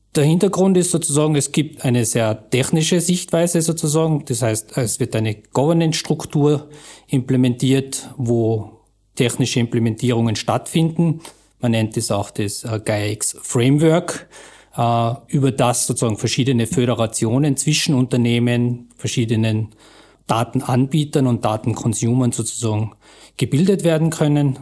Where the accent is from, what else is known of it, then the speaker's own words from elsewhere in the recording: Austria; wir als Österreicher